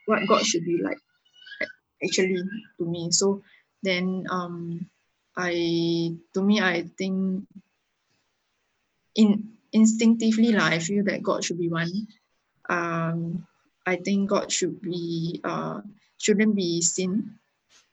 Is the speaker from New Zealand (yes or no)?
no; Singapore; being a Singaporean